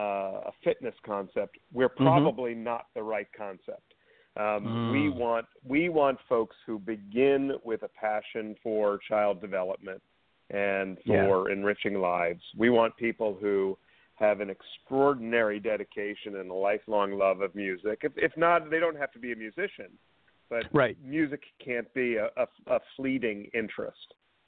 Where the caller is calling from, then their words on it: Canton, Massachusetts, United States; I'm calling from our global headquarters in Canton, Massachusetts.